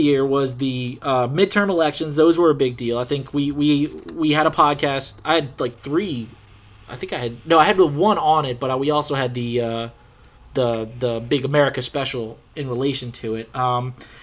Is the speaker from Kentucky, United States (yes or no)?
no; Louisiana, United States; we're from Louisiana